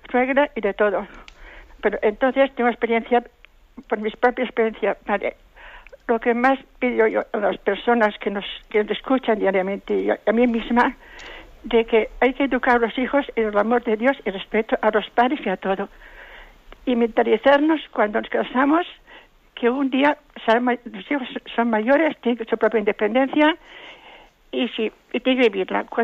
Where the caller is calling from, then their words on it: Valencia, Valencian Community, Spain; Buenos días. … de Valencia.